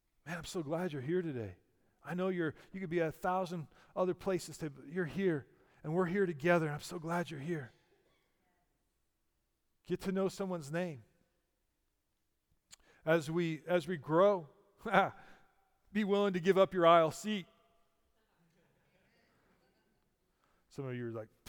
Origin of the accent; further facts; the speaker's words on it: United States; I'm an American and I go to church on holidays